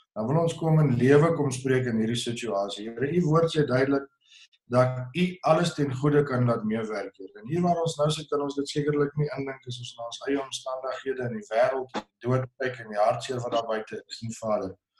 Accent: South Africa

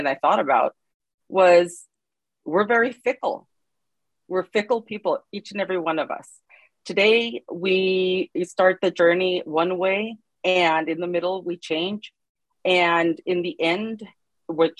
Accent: Los Angeles, California, United States; I'm from Los Angeles, California

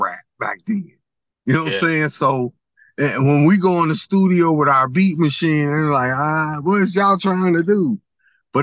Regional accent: Cincinnati, Ohio, United States; I'm from Bond Hill. We the Bond Hill crew

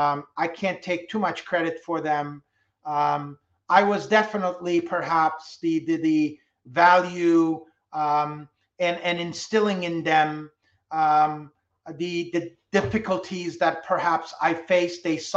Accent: France; Oh, I still listen to very much music that I grew up with in France.

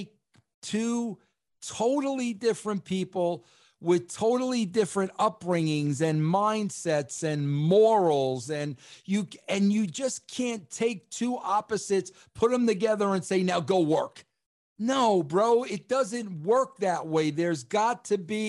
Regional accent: New York, United States; I'm a New Yorker and I've got an accent

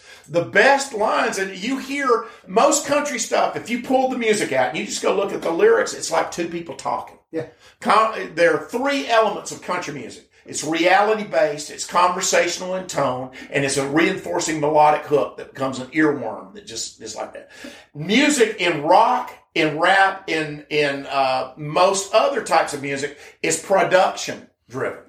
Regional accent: Birmingham, Alabama, United States; moved away; my hometown in Birmingham

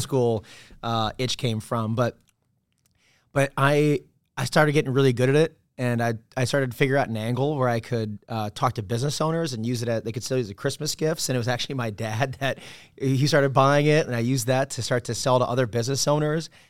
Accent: Ann Arbor, Michigan, United States; moved away as an adult; also born or lived in New York; Midwestern kid from, uh, outside Detroit, town called Ann Arbor, Michigan

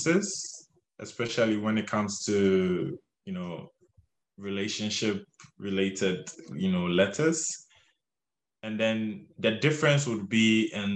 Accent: Ghana; moved away as an adult; now in United States; because we are Ghanaian ourselves

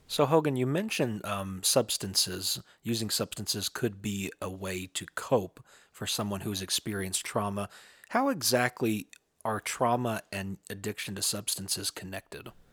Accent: southeastern Kentucky, United States; in my hometown, in my home area in southeastern Kentucky near the Appalachian Mountains

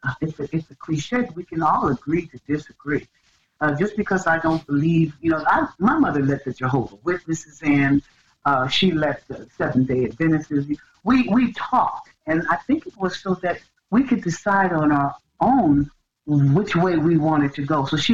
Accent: England, United Kingdom; No, I'm just English.

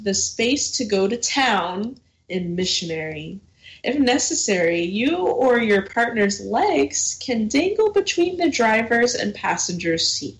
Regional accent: Texas, United States; I mean, I'm from Texas too, so.

